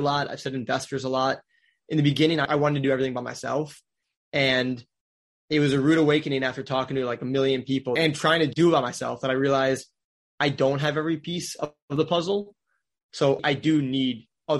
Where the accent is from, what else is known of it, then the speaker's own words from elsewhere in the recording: Wisconsin, United States; now in Orlando, United States; I grew up in Wisconsin.